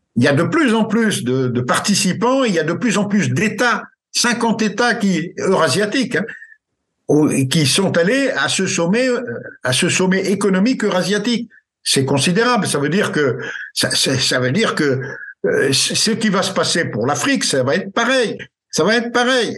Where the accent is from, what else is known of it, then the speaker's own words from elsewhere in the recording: France; chez nous en France